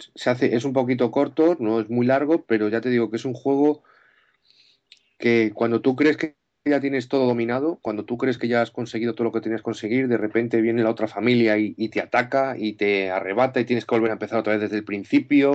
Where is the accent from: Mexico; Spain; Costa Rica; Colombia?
Spain; Madrid, Community of Madrid; soy de aquí, de Madrid, de los madriles de toda la vida